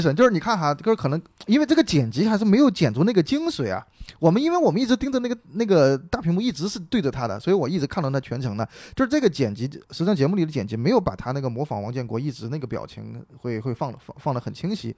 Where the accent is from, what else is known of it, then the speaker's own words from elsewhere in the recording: Sichuan, China; accent: Sichuan; 我们四川人有些口音， 特别有意思